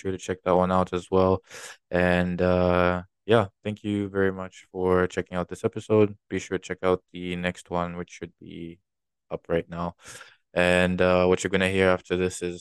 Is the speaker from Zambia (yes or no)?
yes; Zambia; moved away; I'm from Zambia